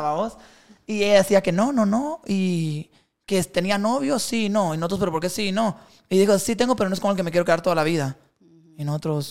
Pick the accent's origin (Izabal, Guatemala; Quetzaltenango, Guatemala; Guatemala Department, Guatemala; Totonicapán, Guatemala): Izabal, Guatemala; Puerto Barrios; Yo soy de Puerto Barrios, chaval. Ajá, entonces yo vivía en Barrio El Rastro